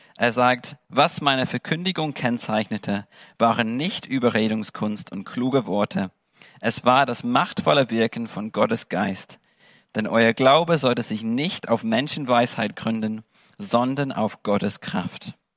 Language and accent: German; England, United Kingdom; German is a second language; moved away as an adult; also born or lived in Germany; now in Dresden, Germany; ich bin Engländer